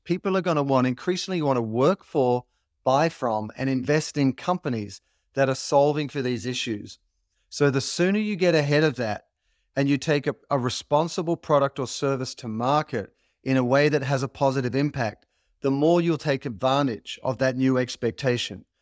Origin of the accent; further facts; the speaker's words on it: Australia; as an Australian, you grow up with this idea of being a mate